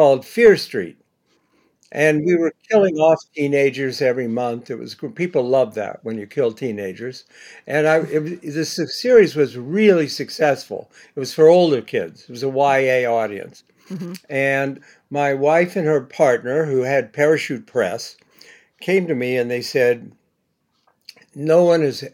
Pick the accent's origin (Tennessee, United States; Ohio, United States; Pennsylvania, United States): Ohio, United States; Bexley; now in New York, United States; I went to Ohio State. I grew up in Bexley.